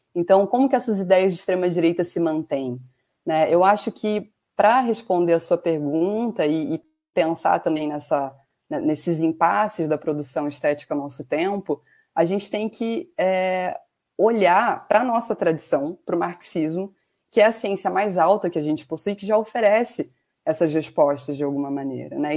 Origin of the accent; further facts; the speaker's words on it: Macaé, Rio de Janeiro, Brazil; also born or lived in Piraju, São Paulo, Brazil / São Paulo state, Brazil; vim parar no interior do estado do Rio, em Macaé, na região dos Lagos, né, no final dos anos 90. É, por aqui eu me radiquei, morei por mais de 15 anos na cidade